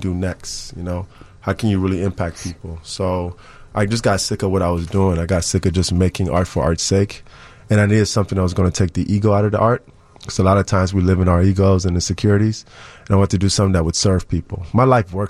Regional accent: Chicago, Illinois, United States; growing up in Uptown, Wilson and Broadway

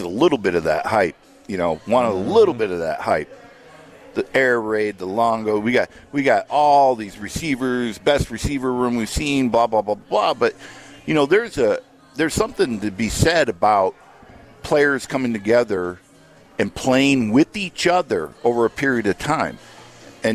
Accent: South Dakota, United States; moved away; I grew up in South Dakota

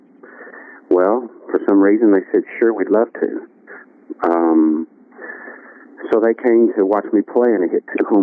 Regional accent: Western Kentucky, United States; I grew up in Western Kentucky

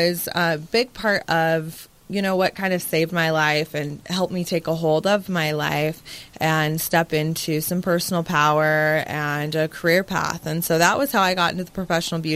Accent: Las Vegas, Nevada, United States; I grew up in Vegas

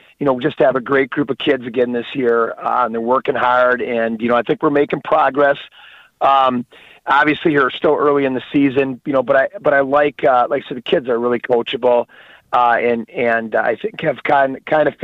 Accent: Edgar, Wisconsin, United States; moved away; I'm originally from Edgar, Wisconsin

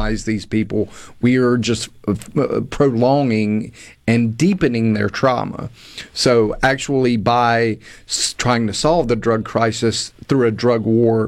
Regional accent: Hattiesburg, Mississippi, United States; I'm originally from Hattiesburg, grew up in a good, loving, well-respected family

